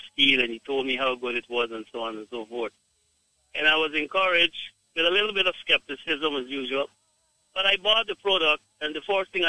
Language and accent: English; Guyana; I am from Guyana, but my wife is from Jamaica. So I've been to Jamaica a lot.